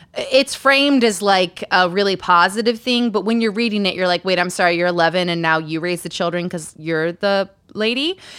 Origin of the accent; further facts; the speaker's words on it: Utah, United States; Growing up in Utah